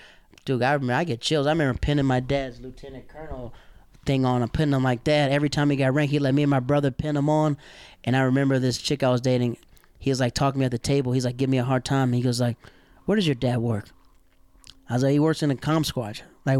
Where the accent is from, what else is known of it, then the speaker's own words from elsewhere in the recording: the South, United States; Dog, I'm from the South. Like, when you yell at somebody, it's time to fight.